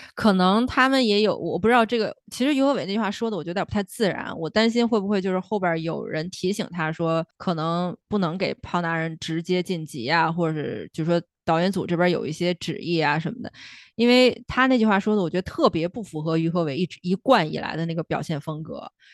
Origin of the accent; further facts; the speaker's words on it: northern China, China; 我是北方，我不是北京人，但是我是北方人